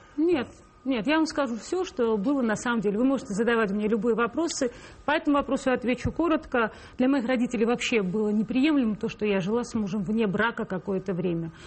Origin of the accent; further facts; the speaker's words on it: Tbilisi, Georgia; now in Moscow, Russia; я тбилисская грузинка